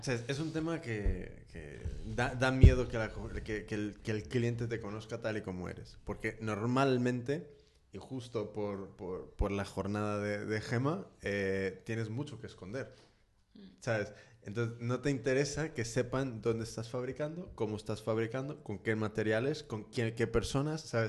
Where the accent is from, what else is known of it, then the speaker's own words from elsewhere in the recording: California, United States; now in Spain; Yo soy de California, entonces en, en Estados Unidos y en California específicamente, y siendo más específico en San Francisco